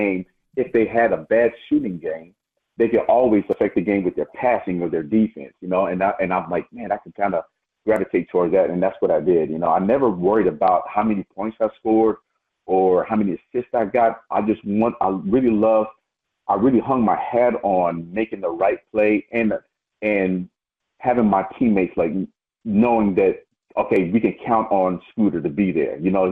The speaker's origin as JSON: {"language": "English", "town": "Las Vegas", "region": "Nevada", "country": "United States", "tie": "born or raised there", "said": "growing up in Vegas"}